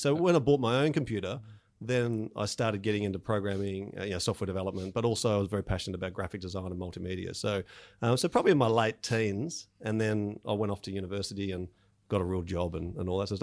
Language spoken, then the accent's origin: English; Melbourne, Victoria, Australia; I grew up in Melbourne, uh, out in the um, southeastern suburbs